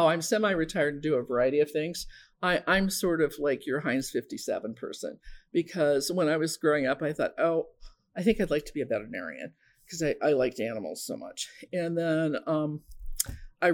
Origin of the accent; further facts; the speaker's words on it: Omaha, Nebraska, United States; I am originally from Omaha, and I grew up in a family